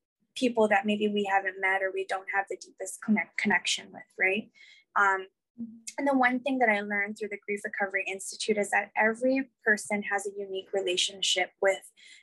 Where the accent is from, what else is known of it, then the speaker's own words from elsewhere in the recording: Guam; I was born and raised on Guam.